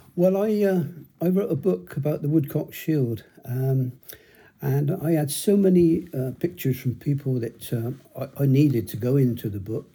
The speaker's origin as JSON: {"language": "English", "town": "Bristol", "region": "South West England", "country": "United Kingdom", "tie": "born or raised there", "said": "I grew up in High Ridge"}